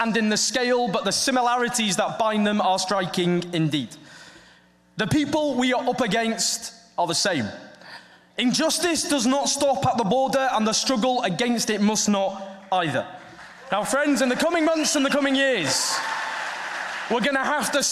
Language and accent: English; the north of England, United Kingdom; accent: Northern English; now in London, United Kingdom; my Northern English accent.